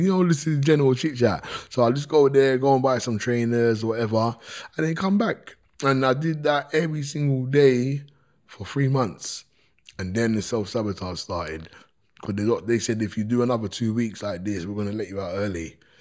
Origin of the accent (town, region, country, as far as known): London, United Kingdom; born or raised there